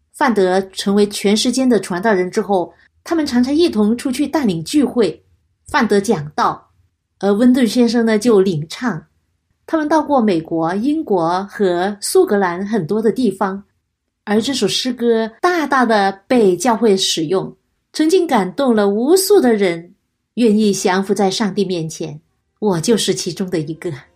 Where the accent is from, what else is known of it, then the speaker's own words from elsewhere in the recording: China; 我们中国人不会忘记南京大屠杀